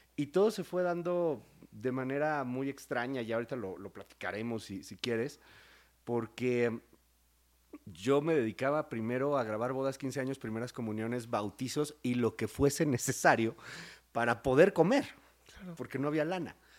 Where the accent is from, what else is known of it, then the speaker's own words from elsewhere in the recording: Mexico City, Mexico; moved away as an adult; also born or lived in Querétaro; soy de la Ciudad de México, pero viví mucho tiempo en Querétaro.